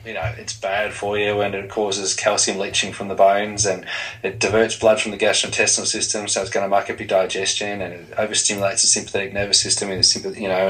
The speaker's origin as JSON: {"language": "English", "town": "Dandenong", "region": "Victoria", "country": "Australia", "tie": "born or raised there", "said": "I grew up in Dandenong in Melbourne, Australia"}